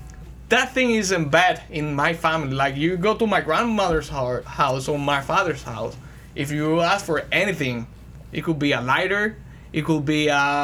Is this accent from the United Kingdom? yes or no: no; Santiago de los Caballeros, Santiago, Dominican Republic; I was born in Santiago, but I was raised until I was three on the top of the business.